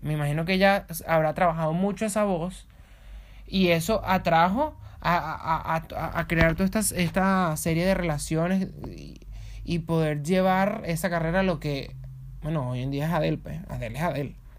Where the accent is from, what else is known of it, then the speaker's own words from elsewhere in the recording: Venezuela; moved away; yo vengo de Venezuela.